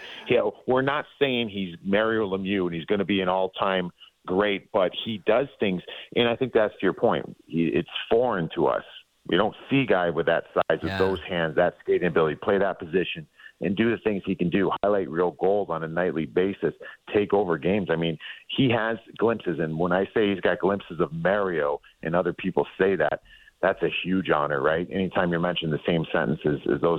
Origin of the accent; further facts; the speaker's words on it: Ohio, United States; I'm from Ohio